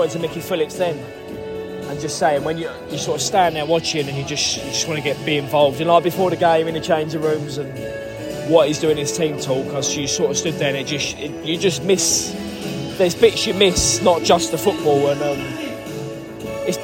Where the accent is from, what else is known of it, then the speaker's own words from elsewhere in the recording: Maidstone, South East England, United Kingdom; it's my hometown club